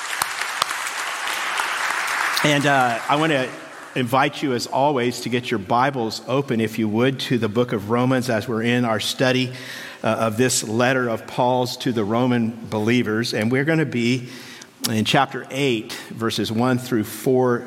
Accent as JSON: {"language": "English", "region": "California", "country": "United States", "said": "we're from California. We have real mountains here"}